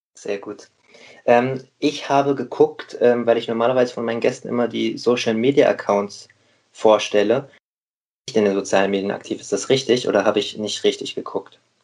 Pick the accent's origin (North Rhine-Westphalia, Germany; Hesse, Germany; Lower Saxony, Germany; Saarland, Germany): Hesse, Germany; Rheingau; now in Hamburg, Germany; heute mal nicht Moin aus Hamburg, sondern sozusagen Gude aus dem Rheingau. Ich bin gerade in meiner Heimat, in meinem Elternhaus tatsächlich